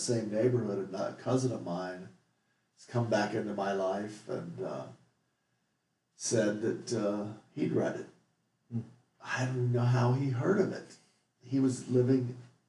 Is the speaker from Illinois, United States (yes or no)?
yes; Bethalto, Illinois, United States; I spent 22 years growing up in Bethalto, Illinois